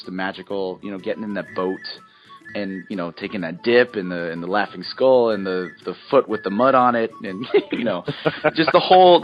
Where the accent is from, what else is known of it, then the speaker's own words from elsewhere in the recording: San Francisco, California, United States; I'm from San Francisco. I grew up, you know, in the '90s